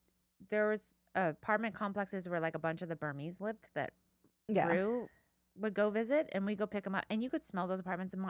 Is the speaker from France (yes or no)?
no; Ireland; I mean, just because I'm Irish, so our food doesn't smell like anything except for maybe